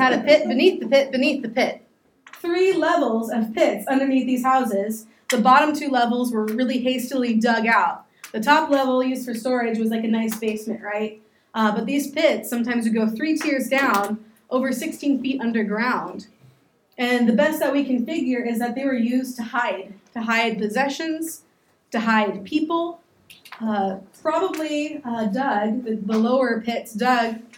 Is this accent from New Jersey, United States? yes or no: no; Clearwater, Kansas, United States; moved away as an adult; also born or lived in Wichita, Kansas / Park City, Kansas / Oklahoma City, Oklahoma; ended up doing most of my growing up in Clearwater, Kansas, so they consider that my hometown